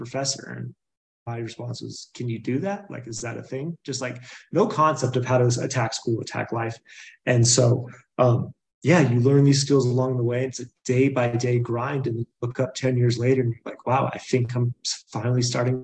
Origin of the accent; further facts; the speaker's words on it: Boulder, Colorado, United States; also born or lived in Tennessee; I was born in Boulder, Colorado, grew up around here, kind of bounced between Tennessee and here, but grew up here.